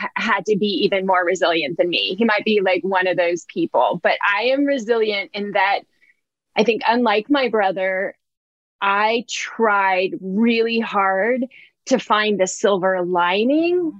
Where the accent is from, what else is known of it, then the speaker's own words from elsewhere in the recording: Oakland, California, United States; I grew up, I was born in Oakland, California